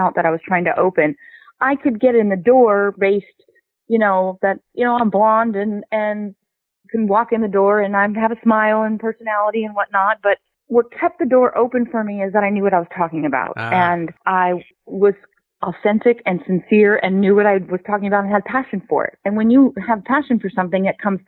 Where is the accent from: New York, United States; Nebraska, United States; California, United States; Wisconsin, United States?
California, United States; Los Angeles; I grew up right in the car mecca of the world, right here in Los Angeles